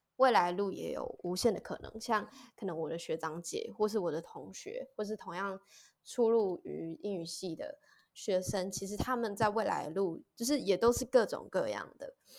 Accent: Taiwan; 小时候我其实也是在乡下长大的孩子

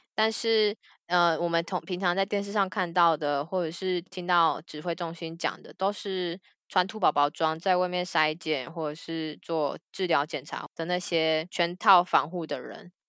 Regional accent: Taiwan; 护照上面是 Republic of China

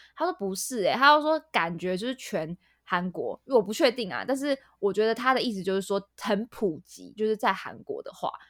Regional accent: Taiwan; also born or lived in United Kingdom; 我身为一个台湾人

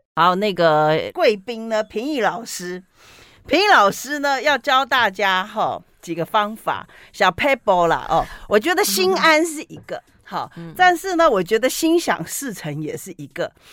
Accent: Taiwan; 我们台湾人

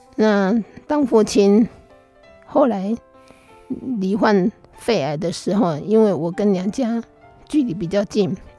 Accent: Taiwan; 在我们台湾人的观念当中，女儿是分不到财产的

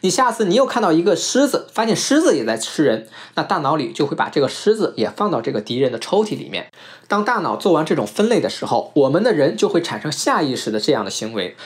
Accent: China; 我们中国人

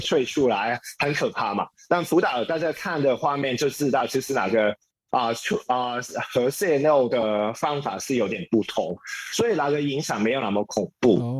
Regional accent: Hong Kong; Chinese is a second language; moved away as an adult; now in Taipei, Taiwan; 从前我是一个香港人，啊，香港人啊，也在香港，接别人的律师的平工作

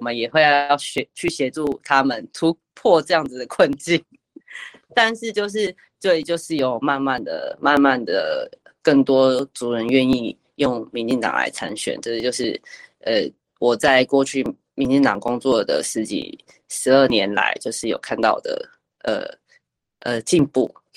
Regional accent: Taipei, Taiwan; 我是一个从小在，呃，出生在台北的一个 ，呃，都市原住民的小孩。那我本身的原乡的部落是在，呃，妈妈是花莲凤信里的，凤，凤林镇凤信里，凤信部落的，呃，族人。那我，我父亲这边是属于寿丰乡溪口部落这样子。我平常会这样子去介绍我的原乡。那我从小出生在台北

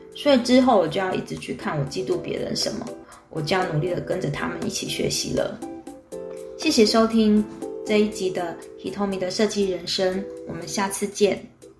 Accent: Taipei, Taiwan; 位置就定在我从小长大的大稻城附近

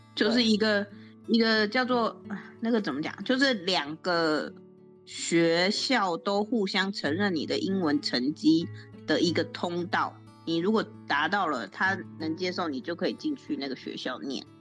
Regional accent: Taiwan; moved away as an adult; now in Canada; 我们台湾人而言

